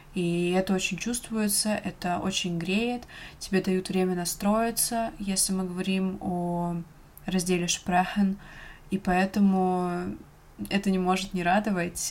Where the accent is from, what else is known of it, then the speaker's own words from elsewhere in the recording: Russia; я из России